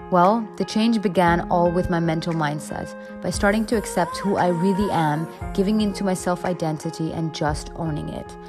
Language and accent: English; India; growing up in India, it's an extreme stigma to be darker skinned